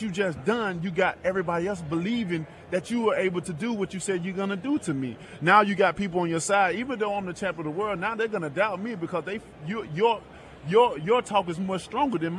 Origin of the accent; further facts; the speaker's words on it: Tuscaloosa, Alabama, United States; I'm from Tuscaloosa, Alabama